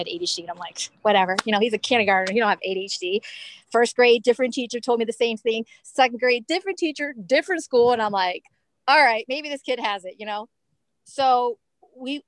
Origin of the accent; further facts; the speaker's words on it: Maryland, United States; also born or lived in New York; I was born here, born and raised in Maryland